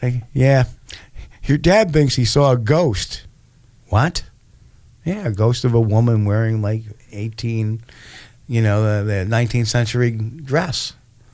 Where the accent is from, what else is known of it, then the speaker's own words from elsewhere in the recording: Troy, New York, United States; also born or lived in New Jersey; we moved from New Jersey in 1972 up to Troy. And the house that I moved into was built in the 1860s